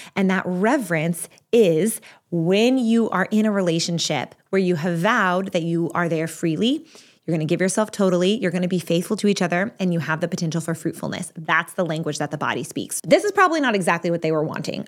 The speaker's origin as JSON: {"language": "English", "region": "Texas", "country": "United States", "moved": "yes", "lives_now": "Pennsylvania, United States", "said": "I'm from Texas. Right now I live in Pennsylvania, but I'm from Texas"}